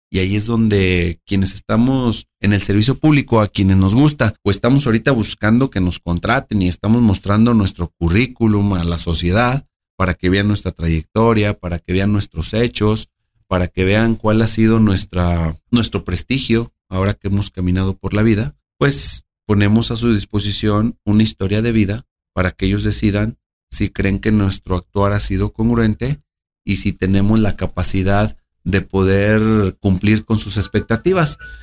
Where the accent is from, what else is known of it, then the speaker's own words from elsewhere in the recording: Aguascalientes, Mexico; Nací en Aguascalientes, crecí en Aguascalientes, entre el campo y en la ciudad